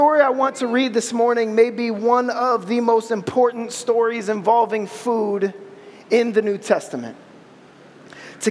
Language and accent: English; Ohio, United States; I'm from Ohio